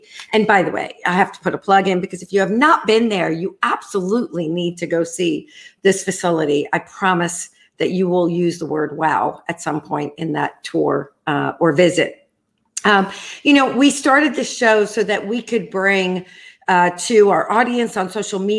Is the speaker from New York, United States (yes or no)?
yes; New York, United States; accent: New York; moved away as an adult; now in Fort Lauderdale, United States; I was not born here. I was born in New York, for those of you who don't detect that accent. It's pretty hard not to.